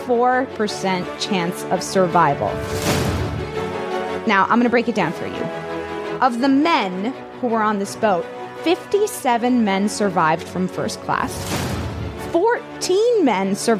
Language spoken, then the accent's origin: English; Miami, Florida, United States; I'm from Miami